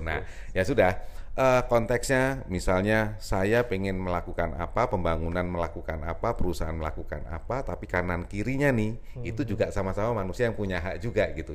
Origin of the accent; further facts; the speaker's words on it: Lampung, Indonesia; also born or lived in Yogyakarta / Bandung; now in Jakarta, Indonesia; ibu saya memang dari Jogja, bapak saya dari Jawa Timur, tapi saya lahir di Lampung